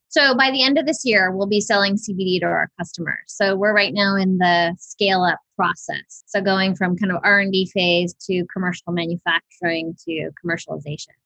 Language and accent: English; Big Island of Hawaii, United States; I was born and raised on the Big Island of Hawaii